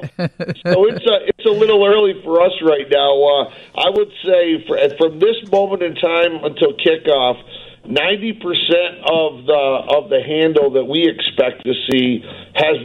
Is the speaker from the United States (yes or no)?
yes; Midwest, United States; now in Las Vegas, United States; I know what it's like growing up in the Midwest